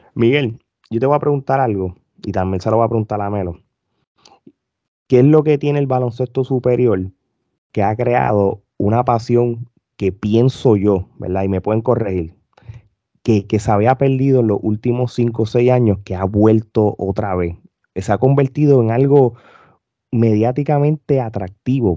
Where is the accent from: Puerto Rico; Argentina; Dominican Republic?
Puerto Rico; now in United States; yo como puertorriqueño, súper fanático del baloncesto superior, me desconecté muchos años, vivo en los Estados Unidos